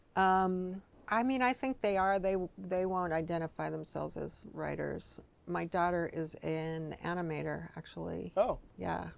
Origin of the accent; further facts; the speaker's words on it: Richland, Washington, United States; now in Seattle, United States; I grew up in Eastern Washington